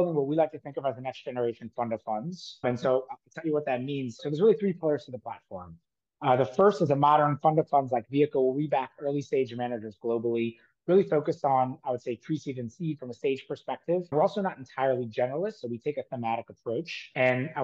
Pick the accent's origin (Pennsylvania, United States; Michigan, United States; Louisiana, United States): Louisiana, United States; New Orleans; moved away as an adult; also born or lived in Australia; now in New York, United States; I grew up in New Orleans.